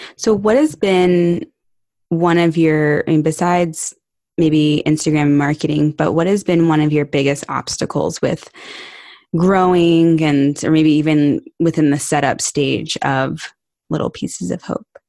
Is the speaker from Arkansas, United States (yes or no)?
no; Barton Creek, Texas, United States; I grew up in Barton Creek